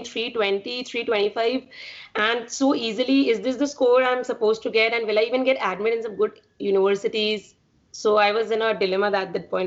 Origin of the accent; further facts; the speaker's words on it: Jaipur, Rajasthan, India; moved away as an adult; now in Baltimore, United States; I'm from Jaipur, India, and currently I'm doing my master's in computer science at UMBC